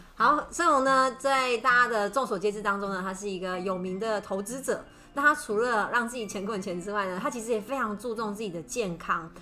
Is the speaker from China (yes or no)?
no; Taiwan; 我们台湾人最最大的肥胖问题